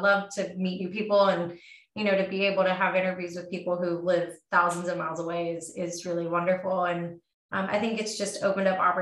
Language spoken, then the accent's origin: English; West Virginia, United States; moved away as an adult; also born or lived in Washington, D.C.; I'm from West Virginia